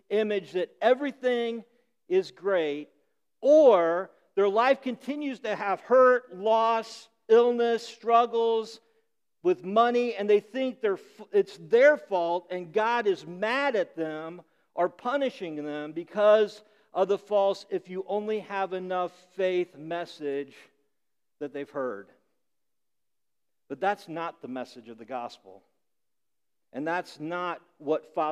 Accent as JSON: {"language": "English", "region": "Midwest", "country": "United States", "tie": "born or raised there", "moved": "yes", "lives_now": "Rhode Island, United States", "said": "I grew up in the Midwest"}